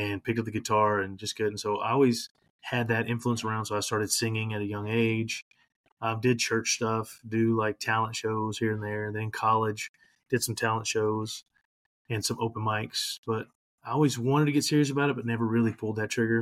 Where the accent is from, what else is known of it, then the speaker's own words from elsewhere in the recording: Louisiana, United States; now in Florida, United States; I'm originally from Louisiana